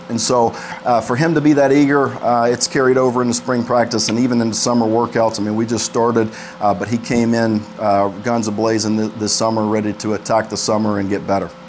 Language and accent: English; Montgomery, Alabama, United States; I'm from Alabama, Montgomery guy